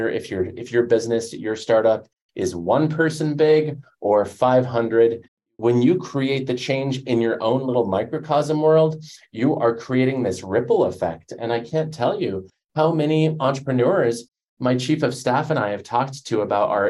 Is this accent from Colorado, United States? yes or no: yes; Denver, Colorado, United States; I grew up in Denver